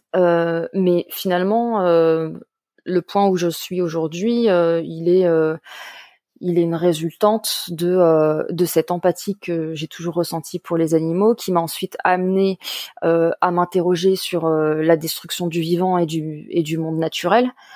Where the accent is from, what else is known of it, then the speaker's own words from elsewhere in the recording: Paris suburbs, Île-de-France, France; je suis à la base euh, une enfant de la banlieue parisienne